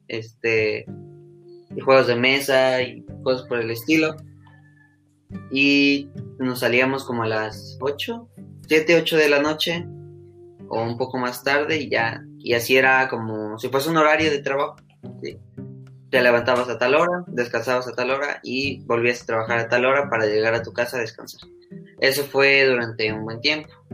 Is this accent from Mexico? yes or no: yes; Mexico; soy un ciudadano mexicano de, de 16, casi 17 años de edad